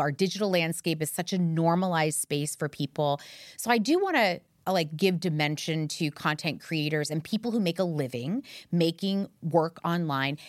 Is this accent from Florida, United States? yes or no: yes; Miami, Florida, United States; I grew up in Miami